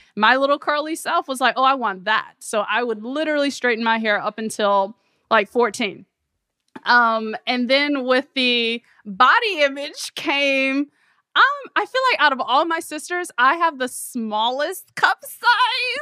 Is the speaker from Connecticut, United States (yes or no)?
no; Memphis, Tennessee, United States; growing up in Memphis, Tennessee